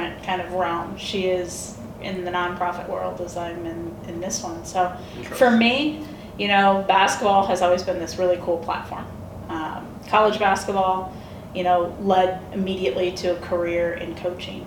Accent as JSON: {"language": "English", "town": "Valparaiso", "region": "Indiana", "country": "United States", "tie": "born or raised there", "moved": "yes", "lives_now": "Seattle, United States", "said": "I grew up in Valparaiso, Indiana. I'm a Hoosier."}